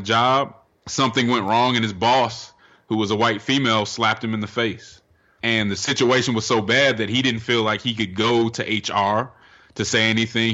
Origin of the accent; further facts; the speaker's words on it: Denver, Colorado, United States; now in Atlanta, United States; I'm from Denver, Colorado